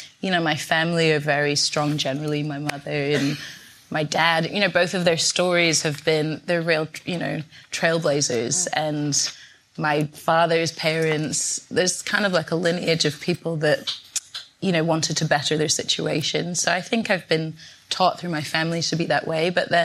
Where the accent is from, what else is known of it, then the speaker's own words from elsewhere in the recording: Scotland, United Kingdom; moved away as an adult; now in London, United Kingdom; growing up in Scotland